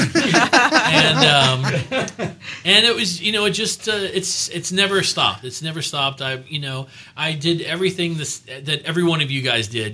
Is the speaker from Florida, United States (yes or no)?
yes; Miami, Florida, United States; moved away; I'm from Miami original, originally